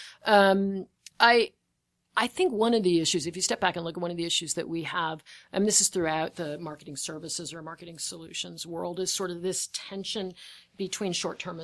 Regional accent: United States; I'm an American

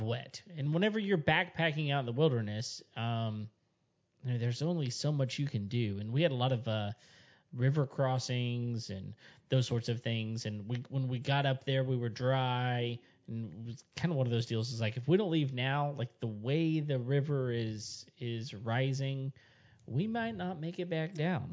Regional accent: West Texas, United States; I grew up in West Texas and it's pretty much a desert up there.

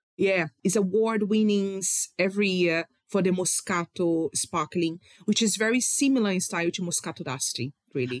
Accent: Rio de Janeiro, Brazil; I am from Rio

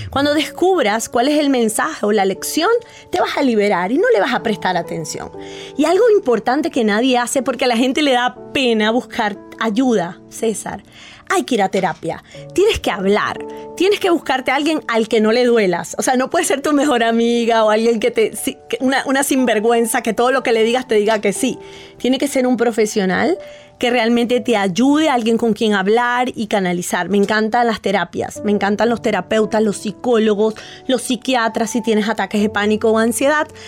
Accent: Loja, Ecuador; Eh, soy de acá de Ecuador, de la ciudad de Loja.

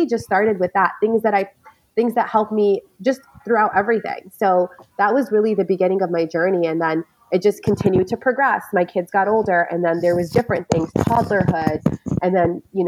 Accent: United States; also born or lived in New York / Michigan; I lived in New York. I was born in New York, lived in Michigan.

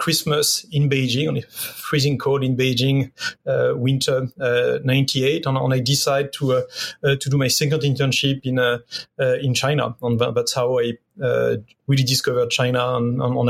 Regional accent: Paris, Île-de-France, France; moved away as an adult; also born or lived in Hong Kong; I'm Parisian. I'm French.

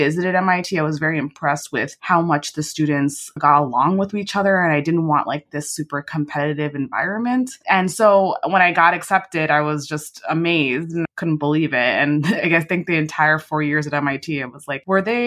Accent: New York City, New York, United States; also born or lived in London; I was born and raised in New York. I grew up in Queens, New York City for the first 12 years of my life before we moved upstate to upstate New York

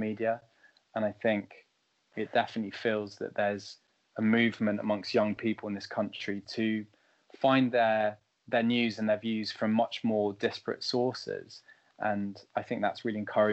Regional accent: France; now in London, United Kingdom; I grew up in France

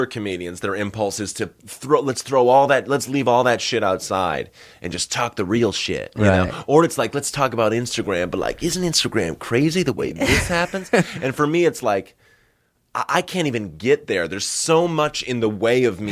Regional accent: Northern Massachusetts, United States; I grew up in Northern Massachusetts

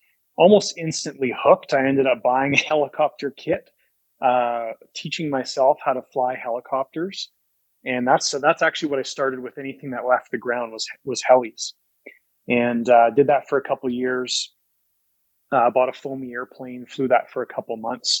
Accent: Calgary, Alberta, Canada; Born and raised in Calgary

